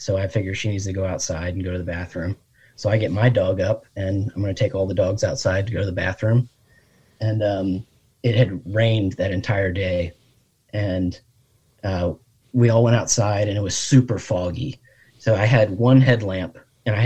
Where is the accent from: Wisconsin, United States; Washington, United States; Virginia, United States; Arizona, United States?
Virginia, United States; Fredericksburg; now in Richmond, United States; I'm from Fredericksburg originally.